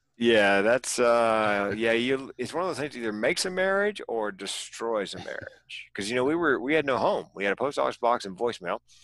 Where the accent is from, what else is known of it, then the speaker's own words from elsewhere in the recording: North Carolina, United States; moved away as an adult; also born or lived in California; moving from North Carolina, where I was born and raised, to California